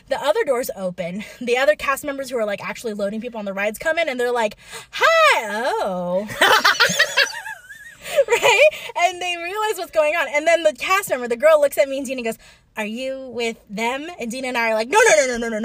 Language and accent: English; California, United States; I didn't choose to be from California.